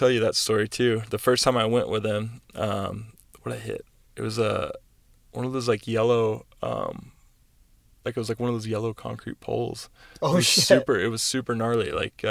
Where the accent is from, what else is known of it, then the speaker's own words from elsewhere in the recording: Kentucky, United States; also born or lived in East Coast; now in Southern California, United States; I'm originally from Kentucky. So moving out here to Southern California, especially the area we're in, inland, is, you know, brown and dirty. And I'm just used to green trees and, you know, vegetation everywhere.